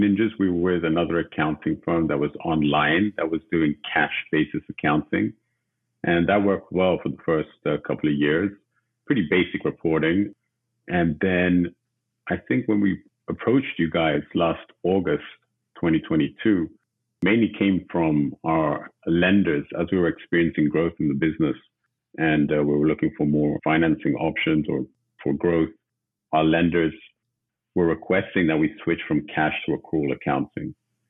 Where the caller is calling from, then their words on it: Los Angeles, California, United States; calling from Los Angeles, California today.